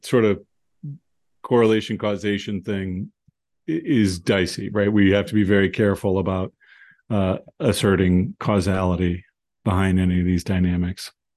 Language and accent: English; United States; I'm an American